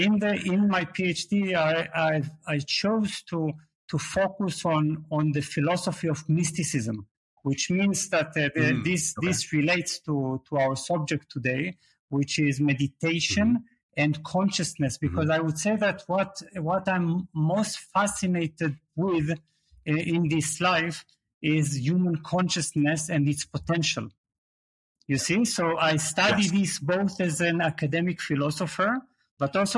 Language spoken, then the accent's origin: English; Israel; moved away as an adult; also born or lived in Berlin, Germany / Leeds, United Kingdom; now in Portugal; Yes, I was born in Israel